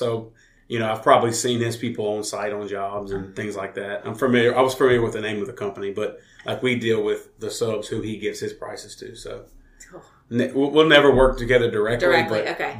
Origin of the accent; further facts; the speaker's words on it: Walker, Louisiana, United States; also born or lived in Denham Springs, Louisiana; I am from Walker and lived there pretty much my entire life on the same piece of property with family. And I've lived with some friends for a couple of years in Denham, but I've always lived in Walker. I'm in my little Walker bubble.